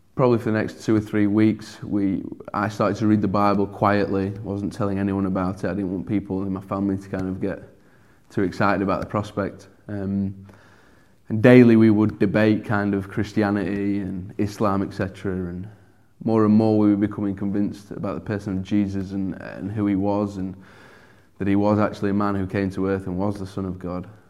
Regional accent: Sheffield, Yorkshire and the Humber, United Kingdom; accent: broad; I'm From Sheffield, born and bred here

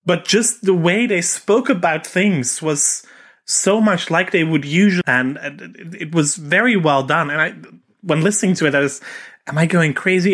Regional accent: Netherlands; I'm Dutch

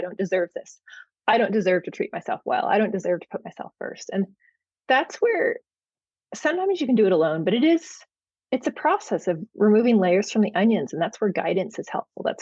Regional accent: Bay Area of California, United States; moved away as an adult; now in Oregon, United States; I was from the Bay Area of California, so very tech heavy

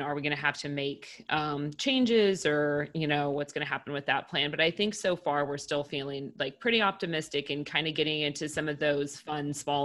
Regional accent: West Coast, United States; moved away; I'm from the West Coast

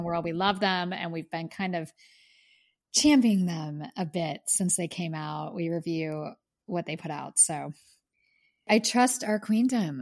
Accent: Pittsburgh, Pennsylvania, United States; My hometown, Pittsburgh, P

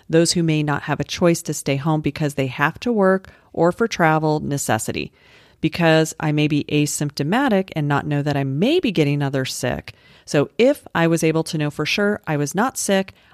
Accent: Colorado, United States; The mountains aren't high there. I'm from Colorado. Those are not high mountains.

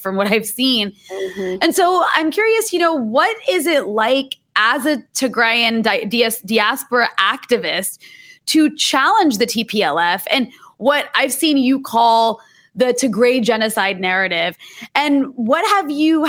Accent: Virginia, United States; I'm from Virginia.

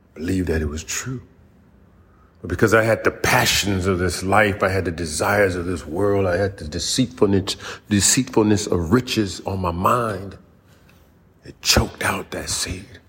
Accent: United States; I was born right here in the United States

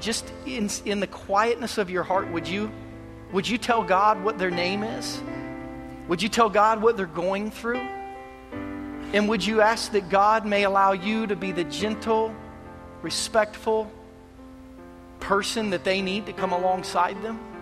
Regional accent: Kansas City, United States; moved away; I'm from Kansas City

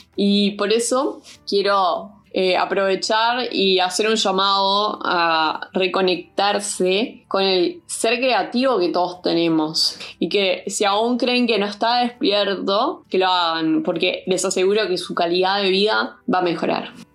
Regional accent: Montevideo, Uruguay; also born or lived in Bolivia; soy uruguaya boliviana y nací en Montevideo, Uruguay

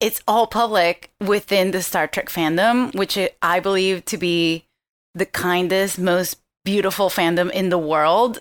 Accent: Venezuela; moved away; I am from Venezuela.

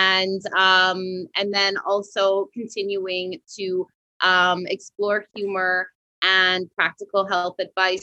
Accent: west coast of Canada, Canada; now in Montreal, Canada; I'm not originally from Montreal, Quebec. I'm originally from the west coast of Canada, which is a lot like California.

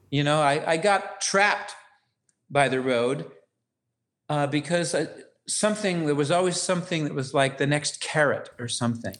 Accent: Ukiah, California, United States; moved away as an adult; I'm from Ukiah, California

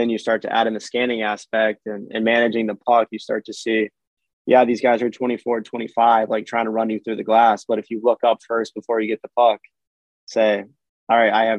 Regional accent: Florida, United States; growing up in Florida

